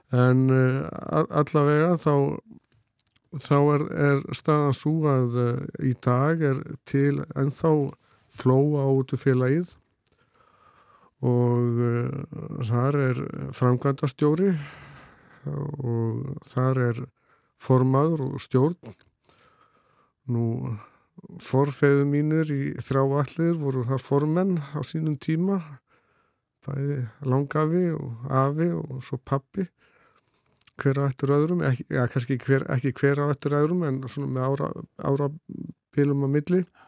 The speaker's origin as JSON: {"language": "Icelandic", "area": "Litla-Sandvík, Flói", "region": "Southern Region", "country": "Iceland", "tie": "born or raised there", "said": "ég er frá Littlursandík í Flóa og, Einmitt, og það rólst ég upp"}